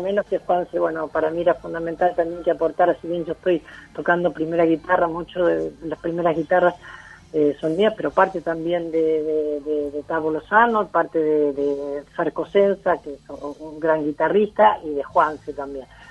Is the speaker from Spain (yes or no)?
no; Mercedes, Buenos Aires Province, Argentina; Mercedes es mi pueblo